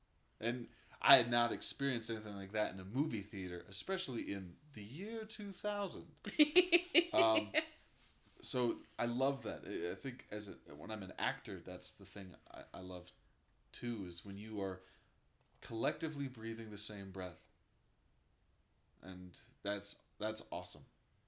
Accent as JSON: {"language": "English", "town": "Denver", "region": "Colorado", "country": "United States", "tie": "born or raised there", "also_born_or_lived": "Sacramento / Michigan", "said": "I was born in Denver, moved to Sacramento, California, from Michigan, did a lot of bouncing around as a young kid. Then we came back to Denver"}